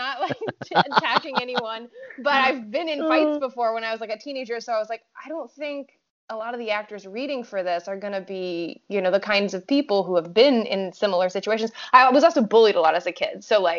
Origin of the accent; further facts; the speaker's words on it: France; English is a second language; moved away; I mean, I'm from France, so I'm already familiar with having to like make myself sound, I mean, I'm French and American, but my accent when I first moved here was a little bit more choppy than it is now.